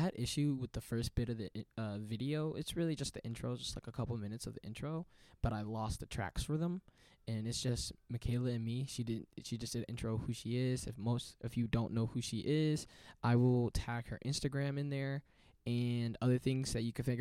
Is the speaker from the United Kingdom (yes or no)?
no; South Bend, Indiana, United States; I'm from South Bend.